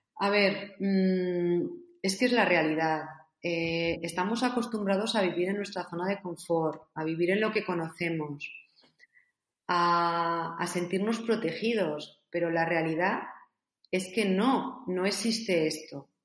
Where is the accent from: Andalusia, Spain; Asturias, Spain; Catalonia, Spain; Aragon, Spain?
Aragon, Spain; Zaragoza; Yo soy de Zaragoza y salíamos fuera de, nuestra ciudad a hacer deporte